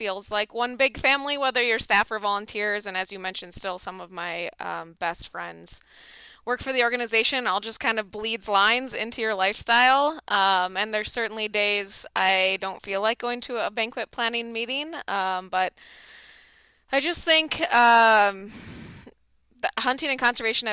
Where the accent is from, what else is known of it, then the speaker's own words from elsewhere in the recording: Minneapolis, Minnesota, United States; moved away as an adult; now in North Dakota, United States; growing up in the Twin Cities